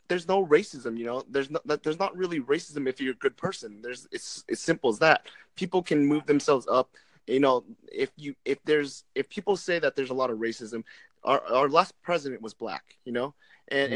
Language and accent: English; Vietnam; I'm Vietnamese